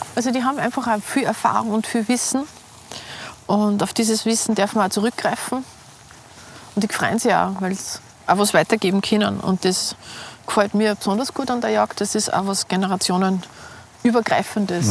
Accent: Salzburg, Austria; now in Vienna, Austria; mein Beruf ist äh, Kommunikationsdesignerin. Äh, ich bin auch Lehrerin, ich unterrichte es auch. Ähm, ich komme aus Salzburg, also Salzburg Stadt

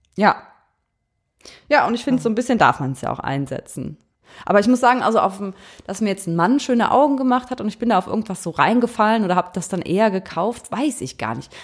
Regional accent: Eifel, Rhineland-Palatinate, Germany; moved away; also born or lived in Cologne; Wir kommen ja aus der Eifel.

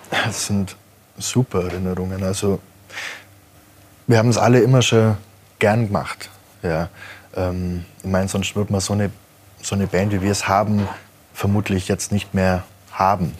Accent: Kaufbeuren, Bavaria, Germany; wo ich herkomme, aus Kaufbeuern

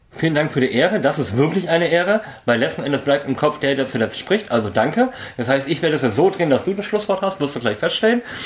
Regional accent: Berlin, Germany; bin ich halt Berliner genug

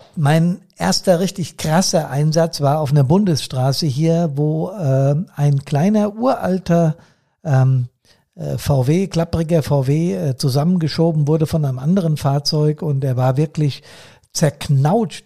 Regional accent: Bad Soden am Taunus, Hesse, Germany; hier bei uns in Bad Soden

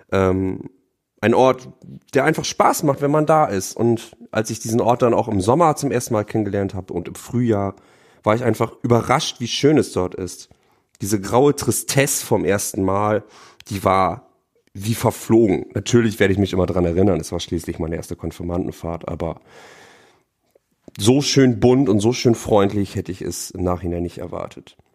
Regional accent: Oldenburg, Lower Saxony, Germany; now in Bremerhaven, Germany; Ich komme aus Bremerhaven, bin dort zurzeit Referendar seit diesem Schuljahr und komme eigentlich aus einem Vorort von Oldenburg.

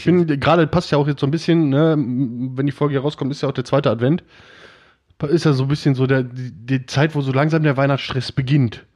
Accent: Oberhausen, North Rhine-Westphalia, Germany; also born or lived in Wesel; ich bin in Wesel geboren und ähm, habe da ein paar Jahre gelebt als Döpken, aber dann nach Oberhausen und seitdem bin ich in Oberhausen.

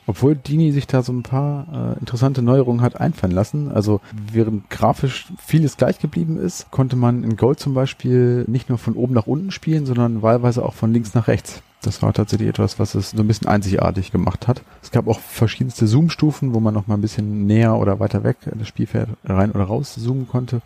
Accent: Hannover, Lower Saxony, Germany; bei uns in Hannover

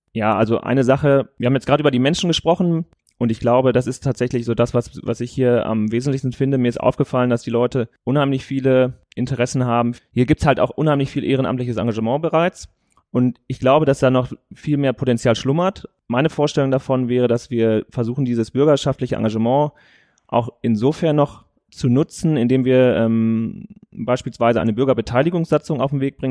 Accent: Warendorf, North Rhine-Westphalia, Germany; hier in Warndorf, weil das ist halt meine Heimatstadt

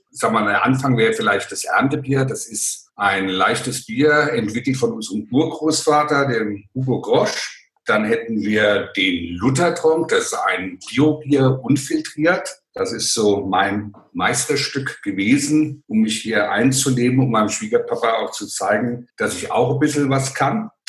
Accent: Hesse, Germany; Ja, ich bin ein Hesse und kann auch so babbeln, aber dann versteht mich keiner.

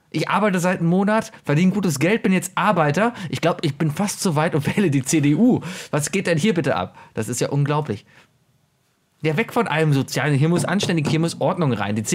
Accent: Schleswig-Holstein, Germany; Ich komme übrigens aus Schleswig-Holstein.

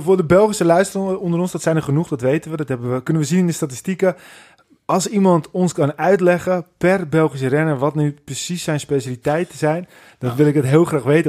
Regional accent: Netherlands; wij als Nederlanders

